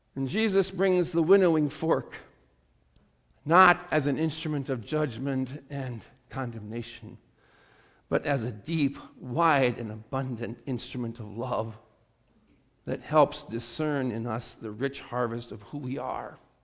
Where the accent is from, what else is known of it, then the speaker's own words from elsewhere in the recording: South Dakota, United States; growing up in South Dakota